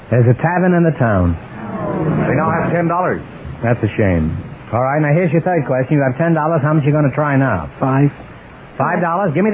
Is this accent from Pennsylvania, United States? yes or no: yes; Philadelphia, Pennsylvania, United States; moved away as an adult; Philadelphia, Pennsylvania.